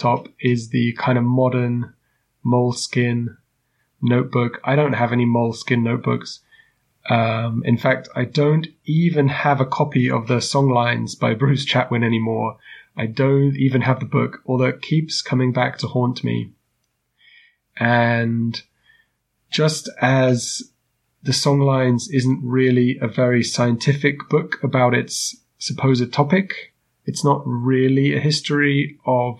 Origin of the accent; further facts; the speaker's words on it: United Kingdom; moved away as an adult; now in Germany; a British guy to move around Europe